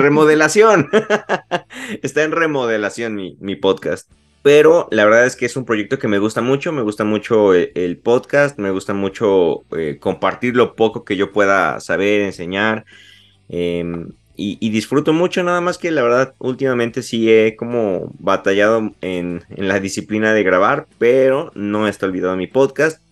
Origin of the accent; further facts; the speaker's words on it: Puebla, Mexico; soy de la ciudad de Puebla, estoy muy, muy a gusto aquí